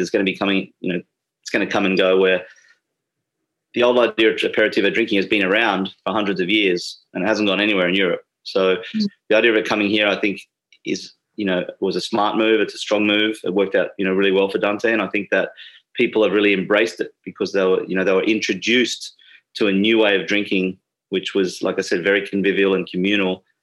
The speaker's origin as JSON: {"language": "English", "town": "Sydney", "region": "New South Wales", "country": "Australia", "tie": "born or raised there", "moved": "yes", "said": "I, was born and raised in Sydney"}